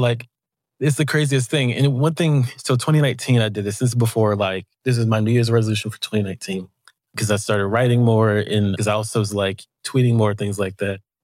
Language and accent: English; the South, United States; I am from the South.